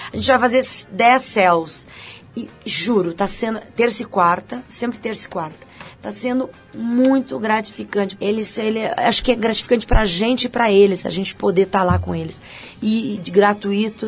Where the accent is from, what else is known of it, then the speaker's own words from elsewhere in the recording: Campo Bom, Rio Grande do Sul, Brazil; moved away; Eu sou de Campo Bom